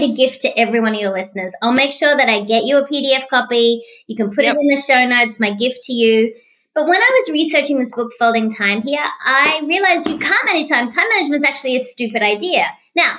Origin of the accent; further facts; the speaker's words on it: Australia; now in Tampa, United States; I'm an Australian, but I also became an American citizen